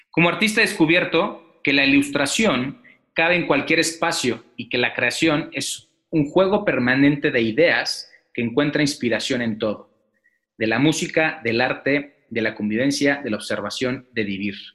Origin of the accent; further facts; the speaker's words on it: Mexico City, Mexico; born there; now in Querétaro, Mexico; Nací en la Ciudad de México en 1978 Primero, estudié artes plásticas en Bellas Artes y posteriormente terminé la carrera de diseño gráfico. Actualmente soy conferencista, artista gráfico, muralista y profesor. Radico en la ciudad de Querétaro